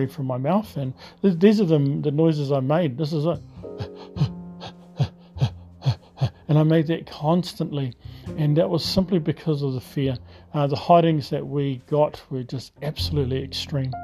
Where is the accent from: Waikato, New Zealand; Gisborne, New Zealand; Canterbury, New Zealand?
Gisborne, New Zealand; Tokomaru Bay; I was brought up on the east coast of New Zealand, a beautiful little seaside township.